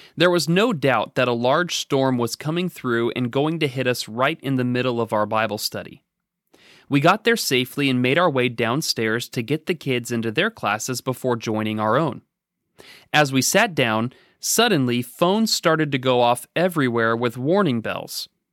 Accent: Oregon, United States; now in Danville, United States; growing up in Oregon

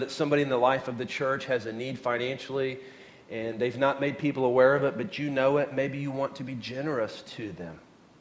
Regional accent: Oklahoma, United States; moved away; when I was a kid, I grew up in Oklahoma

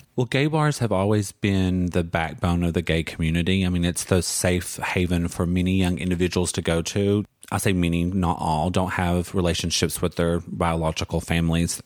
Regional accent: Pikeville, Kentucky, United States; accent: Southern; moved away as an adult; I actually grew up in Eastern Kentucky in a little city called Pikeville.

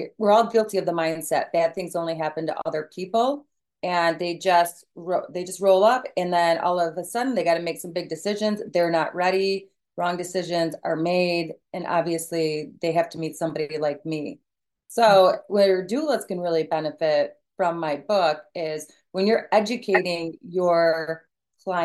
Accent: Michigan, United States; I am from Michigan

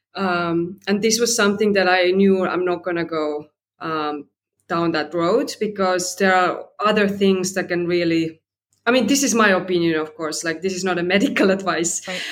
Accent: Estonia; now in Sydney, Australia; I'm in Australia, Sydney, right now. And originally, I'm from Estonia, so a bit of a global citizen

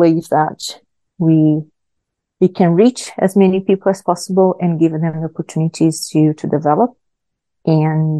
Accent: Brazil; English is a second language; moved away as an adult; also born or lived in Myanmar / Nebraska, United States; I am natural from Brazil. I was born in Brazil. I started my teaching career there, teaching as young as I was 16 years old

